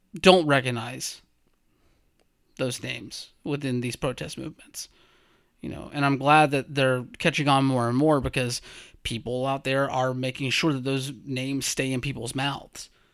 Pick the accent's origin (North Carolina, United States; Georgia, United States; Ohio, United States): Georgia, United States; rural; I'm from Bumfuck, Georgia